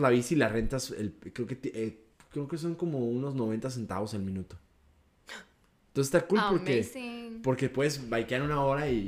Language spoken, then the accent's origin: Spanish; Mexico; Soy mexicano.